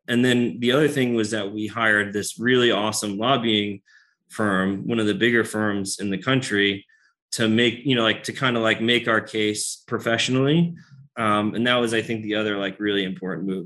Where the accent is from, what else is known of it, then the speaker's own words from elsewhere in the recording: United States; moved away; I'm from New York, New Jersey originally